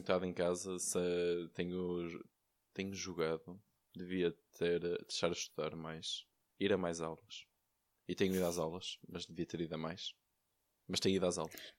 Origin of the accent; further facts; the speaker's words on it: Valongo, Norte, Portugal; sou, sou de Valongo